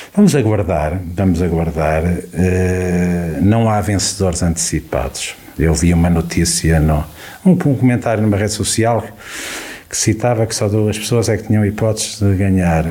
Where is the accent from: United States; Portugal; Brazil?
Portugal; Carregal do Sal, Centro; este querido Conselho, eh, que, onde nasci, onde há 54 anos, eh, eh, onde é a minha terra há 54 hum. anos